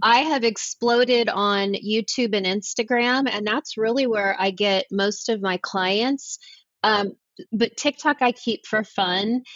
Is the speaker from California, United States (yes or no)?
yes; Los Angeles, California, United States; moved away as an adult; also born or lived in Charlotte, North Carolina; now in Nashville, United States; I was born and raised in Los Angeles, and I chose to move to North Carolina. I live in Nashville now